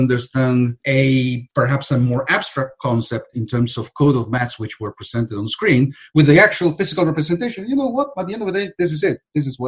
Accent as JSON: {"language": "English", "country": "Argentina", "said": "I'm from Argentina"}